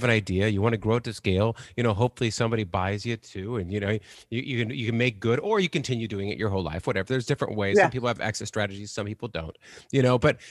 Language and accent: English; San Diego, California, United States; I was born in 1973 and I grew up in San Diego in the 80s